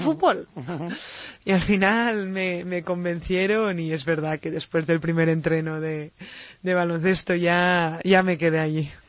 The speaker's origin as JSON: {"language": "Spanish", "town": "Binissalem", "region": "Balearic Islands", "country": "Spain", "tie": "born or raised there", "said": "cuando tenía siete años sí que empecé en el club de fútbol en, en Vinisalem, en mi pueblo"}